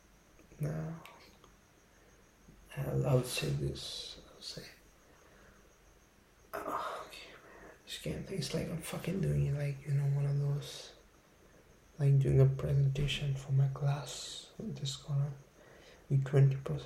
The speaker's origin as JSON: {"language": "English", "country": "India", "also_born_or_lived": "Delhi / Jaipur", "said": "I'm from India, okay? I'm from Delhi, I'm from Jaipur. That's in India"}